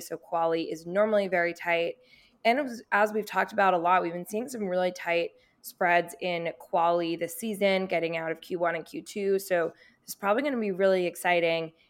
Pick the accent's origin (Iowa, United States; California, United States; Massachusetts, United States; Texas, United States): Massachusetts, United States; Boston; I grew up in Boston